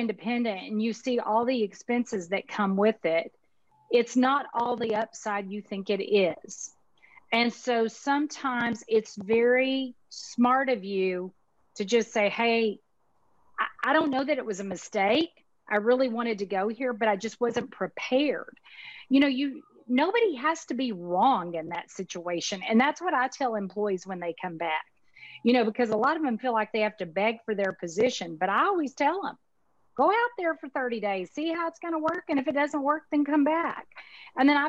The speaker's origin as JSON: {"language": "English", "region": "Texas", "country": "United States", "accent": "Texas", "said": "My Texas accent"}